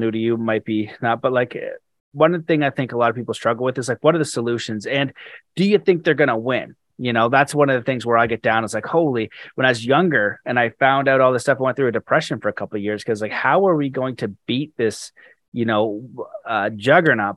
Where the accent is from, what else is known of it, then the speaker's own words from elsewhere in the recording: Canada; as a Canadian